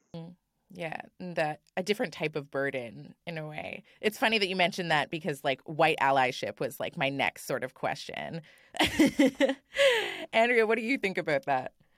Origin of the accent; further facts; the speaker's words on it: Thunder Bay, Ontario, Canada; now in Toronto, Canada; I grew up in Thunder Bay, a city of about a hundred and ten thousand nestled onto the coast of Lake Superior.